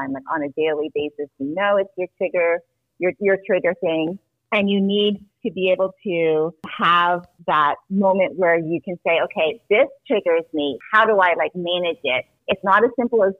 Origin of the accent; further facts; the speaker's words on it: Toronto, Ontario, Canada; moved away as an adult; also born or lived in New Jersey, United States; So I was born in New Jersey, but I was raised in Canada. So pretty much I grew up in Toronto, Canada.